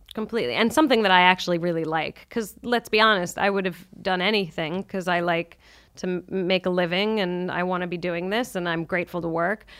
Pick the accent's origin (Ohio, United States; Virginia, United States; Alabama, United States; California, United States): California, United States; San Francisco; now in New York, United States; I grew up in San Francisco